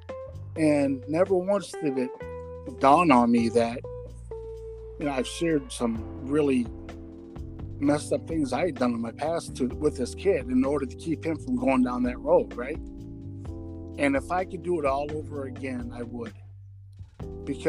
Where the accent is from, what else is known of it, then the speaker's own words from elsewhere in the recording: Rockford, Illinois, United States; I was in Rockford, Illinois, my hometown